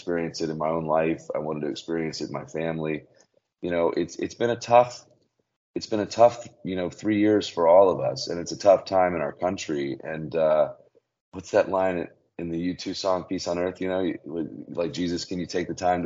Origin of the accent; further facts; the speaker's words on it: Birmingham, Alabama, United States; I grew up in Birmingham, Alabama